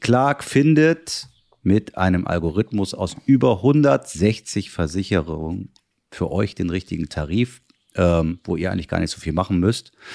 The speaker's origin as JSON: {"language": "German", "country": "Germany", "said": "bei uns in Deutschland"}